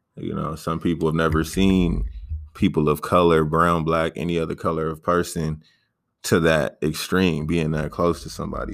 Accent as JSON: {"language": "English", "town": "San Diego", "region": "California", "country": "United States", "tie": "born or raised there", "said": "I mainly grew up in uh, Paradise Hills, but then I moved over to Emerald Hills when I was like 12"}